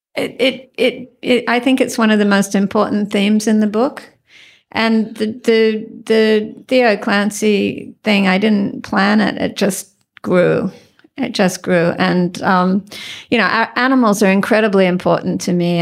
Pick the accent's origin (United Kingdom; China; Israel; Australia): Australia; moved away as an adult; now in United States; I was a very strange and nerdy child growing up in the Western suburbs